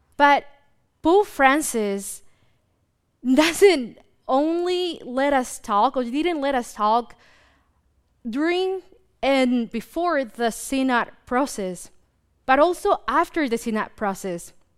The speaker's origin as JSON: {"language": "English", "country": "Mexico", "tie": "born or raised there", "moved": "yes", "lives_now": "United States", "said": "me growing up in Mexico"}